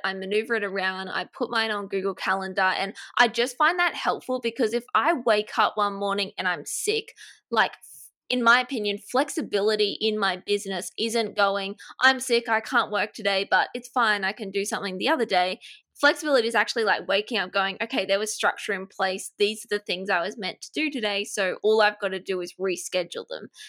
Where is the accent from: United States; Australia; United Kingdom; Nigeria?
Australia; accent: Australian; I live in Australia, if you can't tell, my accent is Australian